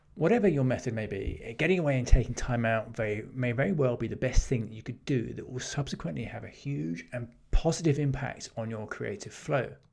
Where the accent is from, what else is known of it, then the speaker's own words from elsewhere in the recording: England, United Kingdom; as an English, Englishman and as someone who lives in Britain and the U K